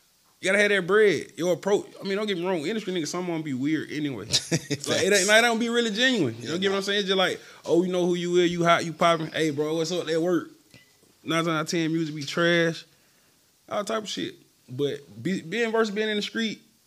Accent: Atlanta, Georgia, United States; I've been in Born Home my whole life

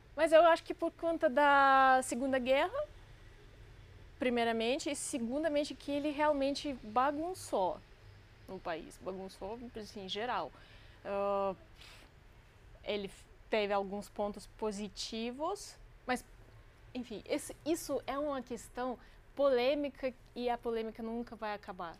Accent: Crimea, Ukraine; Portuguese is a second language; also born or lived in Russia; now in Brazil; eu cresci na Crimeia, é uma, uma península no, no Mar Negro.

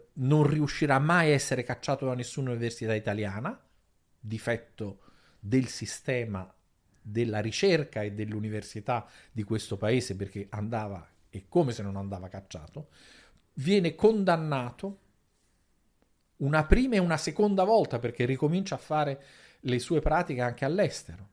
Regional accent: Naples, Campania, Italy; io vengo da Napoli

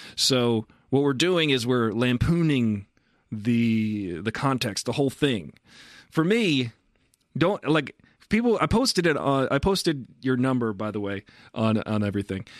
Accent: Massapequa, New York, United States; we're both from Massapequa

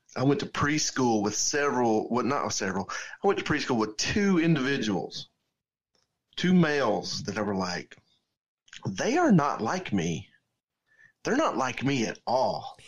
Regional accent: Georgia, United States; we're from different towns in Georgia

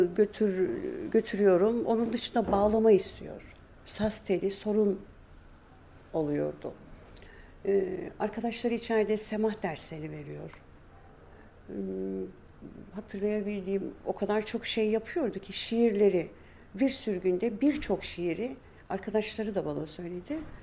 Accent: Istanbul, Turkey; also born or lived in Dersim (family origin); Biz Samatya'da büyüdük

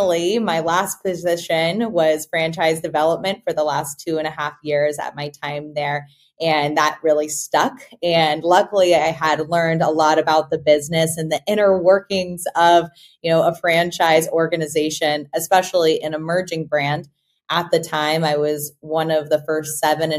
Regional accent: Austin, Texas, United States; I'm an Austinite, born and raised in Austin, Texas

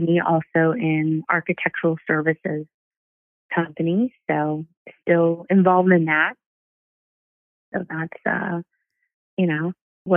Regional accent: Rancho Cucamonga, California, United States; I'm from Rancho Cucamonga, which used to sound like a crazy thing to be excited or proud of, but I know that being from a place that people didn't think was real or, you know, a quiet place that was kind of out in the middle of nowhere, I really would thank my parents for allowing me to grow up in a place like

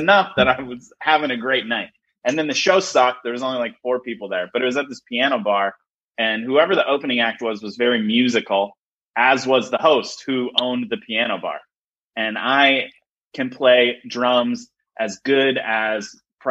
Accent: Elkhart, Indiana, United States; moved away; my hometown, Elkhart

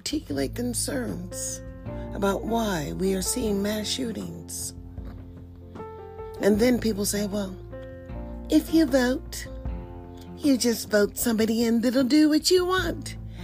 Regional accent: United States; we are all Americans

